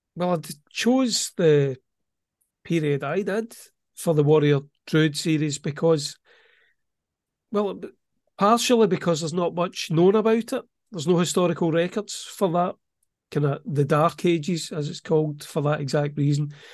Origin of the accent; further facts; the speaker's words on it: Welsh, Wales, United Kingdom; I'm a Welsh author